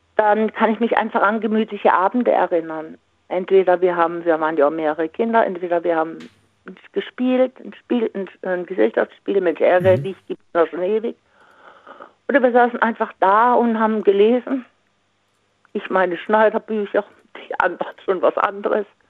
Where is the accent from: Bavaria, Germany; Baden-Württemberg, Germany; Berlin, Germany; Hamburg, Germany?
Baden-Württemberg, Germany; Singen; da wo ich herkomme aus Singen